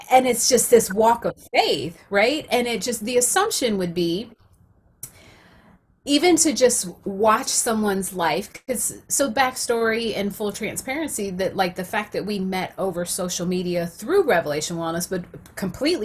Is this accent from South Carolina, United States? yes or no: yes; South Carolina, United States; I'm from South Carolina